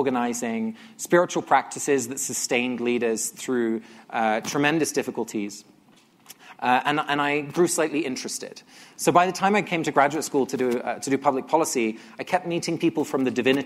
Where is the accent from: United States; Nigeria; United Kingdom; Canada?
United Kingdom; England; I grew up in England. Both my parents are Dutch